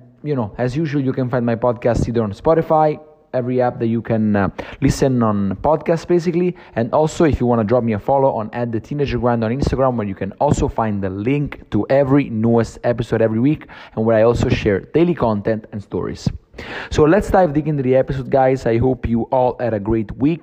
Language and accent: English; Naples, Campania, Italy; moved away as an adult; also born or lived in Rome; I came back to Naples, which is basically my hometown